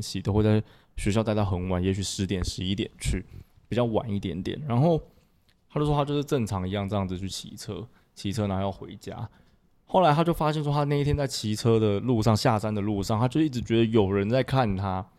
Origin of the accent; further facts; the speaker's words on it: Miaoli County, Taiwan; 我是苗栗一个很乡下的一个小城市这样子